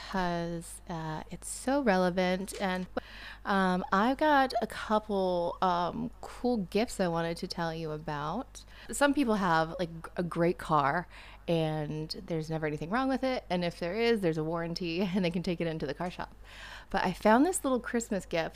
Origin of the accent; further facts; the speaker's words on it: United States; I'm over there as an American